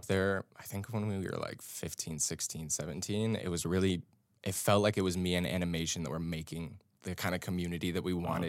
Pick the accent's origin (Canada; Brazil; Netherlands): Canada; Toronto, Ontario; Like you said, I'm a photographer from Toronto.